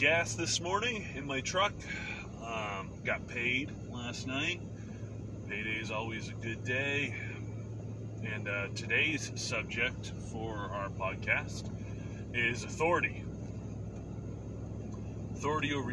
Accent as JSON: {"language": "English", "country": "United States", "said": "us as American citizens"}